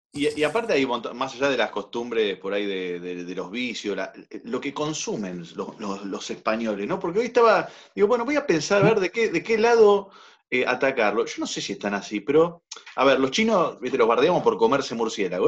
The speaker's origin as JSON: {"language": "Spanish", "country": "Argentina"}